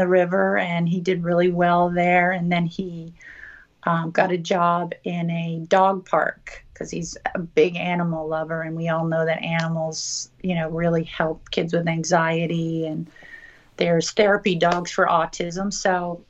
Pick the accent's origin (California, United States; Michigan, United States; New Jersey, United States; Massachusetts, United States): Massachusetts, United States; moved away; also born or lived in Clearwater, Florida; I grew up in Massachusetts originally and moved to Clearwater, Florida, on the Gulf Coast also, and went to high school there